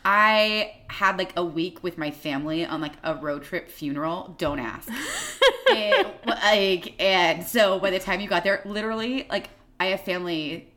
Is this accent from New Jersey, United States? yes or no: no; Oregon, United States; also born or lived in Denver / Toronto / Italy / France; I am a 33-year-old cat mom based in Portland, Oregon. I'm an Oregonian born and bred, but I just spent some time living in Denver and then Toronto. And I also lived abroad in college in Italy and in France.